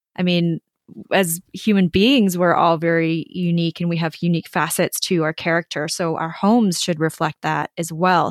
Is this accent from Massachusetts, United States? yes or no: no; Minnesota, United States; I grew up in Minnesota